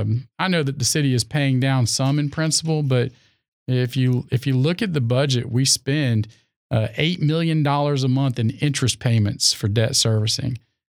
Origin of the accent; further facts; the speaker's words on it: Raleigh, North Carolina, United States; I'm born here from Raleigh, North Carolina. I was born at Old Rex Hospital. I grew up in a small area called Wake Crossroads, which is just a little north of town.